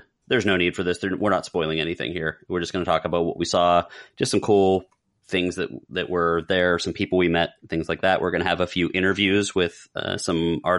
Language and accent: English; South Florida, United States; So when I was 16 years old, I decided to go to MegaCon from South Florida, where we're from.